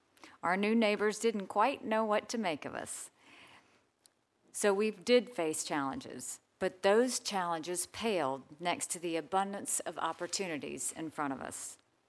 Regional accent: Bamberg, South Carolina, United States; born there; My story is an American story. I was born in Bamberg, South Carolina, the daughter of immigrant parents from Punjab, India.

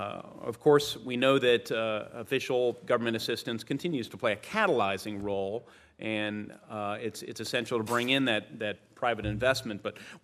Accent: Indiana, United States; You indicated you visited my home state of Indiana.

